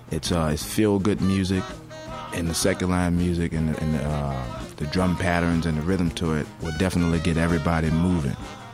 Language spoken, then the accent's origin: English; New Orleans, Louisiana, United States; That's a street that I grew up on in New Orleans in the Treme neighborhood. Well, myself and Big D on the Congas, we lived across the street from each other as children